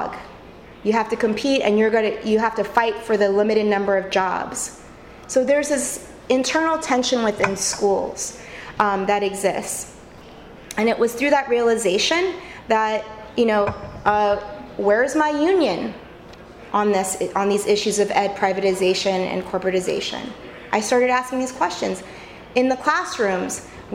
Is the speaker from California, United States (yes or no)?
yes; California, United States; moved away; I came from California originally.